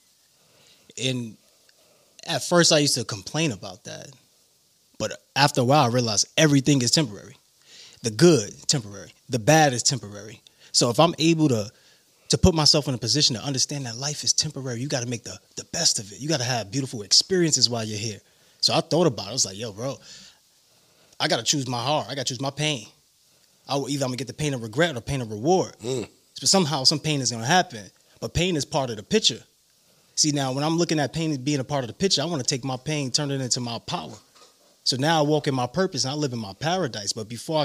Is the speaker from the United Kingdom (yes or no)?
no; New York City, New York, United States; Growing up in Brooklyn